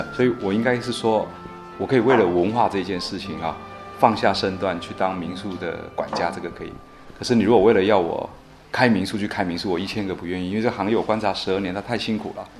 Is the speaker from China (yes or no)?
no; Taiwan; also born or lived in Zhushan, Nantou; 因为我是一九七九年出生的，那我出生在台湾一个最好的年代